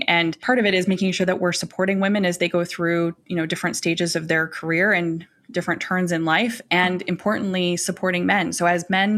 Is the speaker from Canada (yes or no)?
yes; Alberta, Canada; also born or lived in Calgary; now in Toronto, Canada; I live in Toronto, but I'm from Alberta.